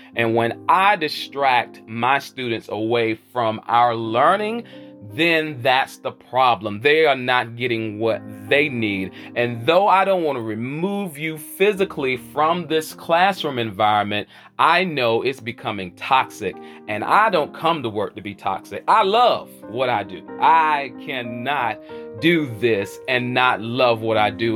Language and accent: English; Charlotte, North Carolina, United States; where I'm hailing from the South, by way of the QC, the Queen City, Charlotte, North Carolina